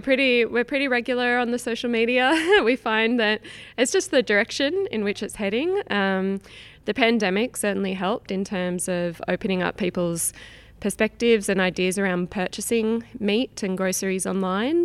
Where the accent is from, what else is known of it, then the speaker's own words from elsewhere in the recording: Sydney, New South Wales, Australia; moved away as an adult; also born or lived in Northern Rivers, Australia; I'm originally from Sydney, Australia